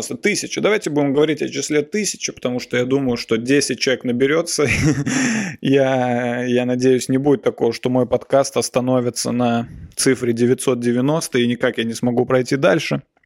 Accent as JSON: {"language": "Russian", "town": "Nizhny Novgorod", "region": "Nizhny Novgorod Oblast", "country": "Russia", "moved": "yes", "lives_now": "Moscow, Russia", "said": "я ездил в детстве, в, например, с родителями, я ездил из Нижнего Новгорода"}